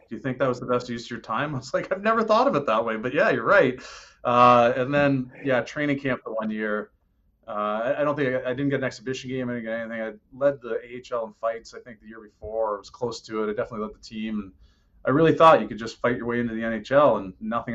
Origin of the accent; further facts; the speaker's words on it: Oshawa, Ontario, Canada; now in Sunrise, United States; growing up in Oshawa with the Leafs